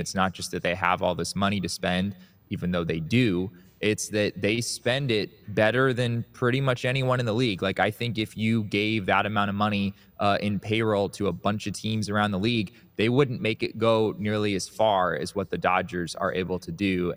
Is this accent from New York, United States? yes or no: no; Valley of the Sun, Arizona, United States; I grew up in the Valley of the Sun